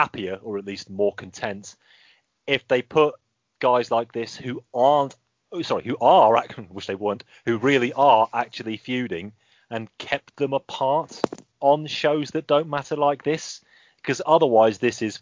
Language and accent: English; Birmingham, West Midlands, United Kingdom; also born or lived in Wakefield; I go to university in Wakefield. I am from Birmingham